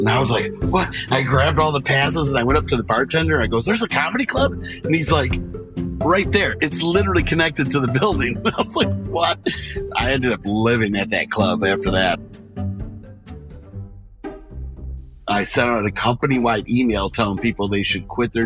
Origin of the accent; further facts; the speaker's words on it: Michigan, United States; My hometown is Pink County, Michigan. We're the cheese capital of Michigan